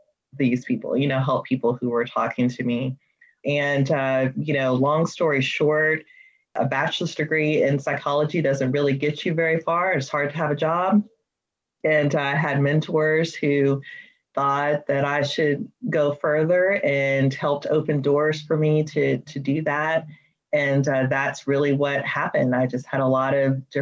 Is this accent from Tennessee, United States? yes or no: yes; Memphis, Tennessee, United States; I grew up in Memphis, Tennessee